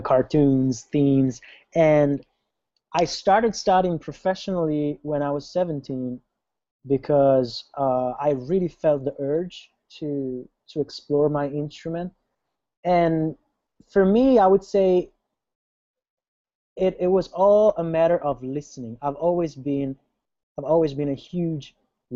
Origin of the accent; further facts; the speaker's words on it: Italy; moved away; I'm from Italy. I'm originally from Italy.